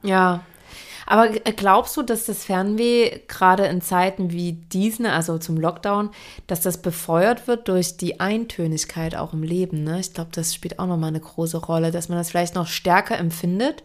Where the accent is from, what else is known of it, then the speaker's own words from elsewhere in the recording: Saxony, Germany; ich komme ja aus Sachsen